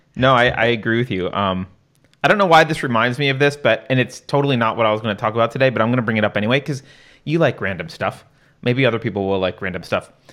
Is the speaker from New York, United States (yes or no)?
yes; New York, United States; I was growing up in New York